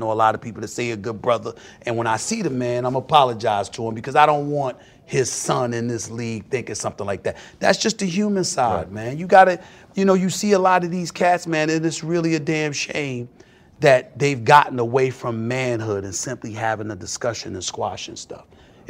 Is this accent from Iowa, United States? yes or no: no; Hollis, New York, United States; I'm not trying to get into no fight or nothing like that, but I am from Hollis, Queens.